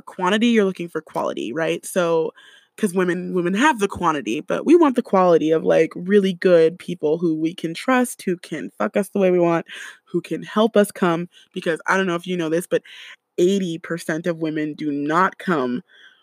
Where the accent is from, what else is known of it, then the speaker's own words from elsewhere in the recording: California, United States; I grew up in California